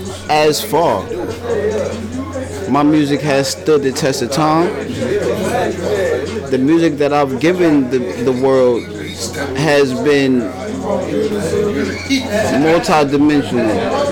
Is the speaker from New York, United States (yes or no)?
yes; New York City, New York, United States; I grew up in the middle of Bed-Stuy, man. Right in the heart of Bed-Stuy, Marcus Garvey.